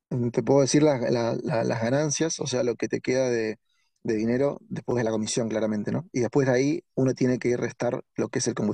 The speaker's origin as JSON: {"language": "Spanish", "region": "Buenos Aires", "country": "Argentina", "said": "Yo soy de Buenos Aires y de repente eh, una persona de Mendoza, un mendocino o una de Córdoba, un cordobés, me preguntan, eh, me piden consejos."}